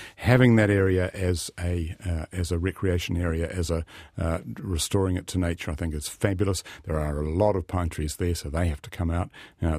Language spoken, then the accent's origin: English; Wellington, New Zealand; that area well because I come from Wellington.